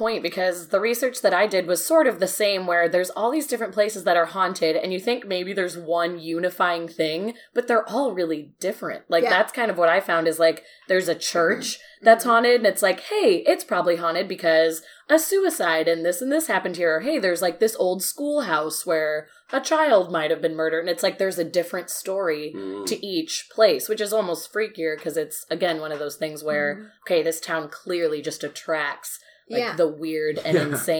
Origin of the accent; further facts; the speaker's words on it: Illinois, United States; we're both from Illinois